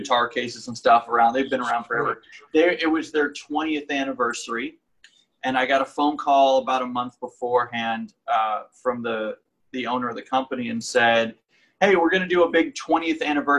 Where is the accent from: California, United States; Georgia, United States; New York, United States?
New York, United States; Buffalo; moved away as an adult; now in Los Angeles, United States; I grew up actually in Western New York, in the suburbs of Buffalo.